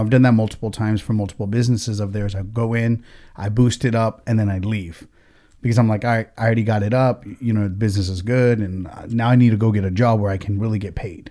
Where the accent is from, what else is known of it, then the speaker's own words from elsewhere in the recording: United States; we're American as fuck, but at the same time, is, is like we have, like, our different roots, right? My family comes from India